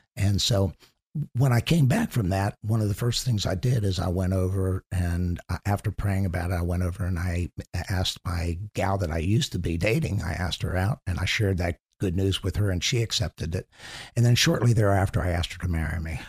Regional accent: Chevy Chase, Maryland, United States; also born or lived in Washington, D.C. area; I grew up in, actually, in Chevy Chase, Maryland

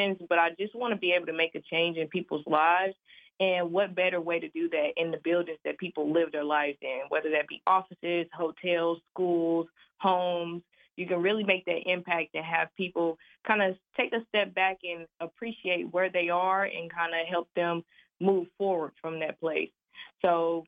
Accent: St. Louis, Missouri, United States; I am from St. Louis, Missouri

